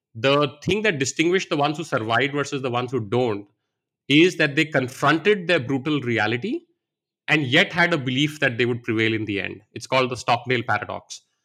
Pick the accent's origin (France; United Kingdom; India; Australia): India; moved away as an adult; also born or lived in Varanasi, India / United States; I grew up here in India